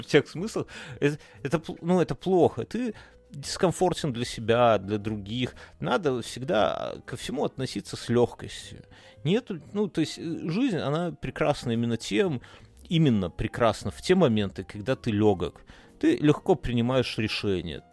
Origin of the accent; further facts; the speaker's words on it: Belarus; мы как бы белорусы